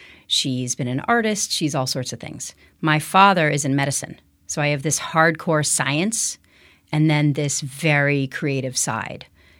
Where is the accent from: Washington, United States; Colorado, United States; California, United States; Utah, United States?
Colorado, United States; Denver; born there; Where am I from? I am technically from Denver, Colorado. You probably did not know that.